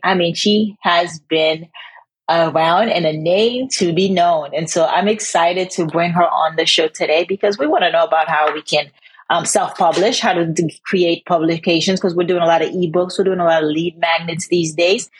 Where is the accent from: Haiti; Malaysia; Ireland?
Haiti; moved away; growing up in Haiti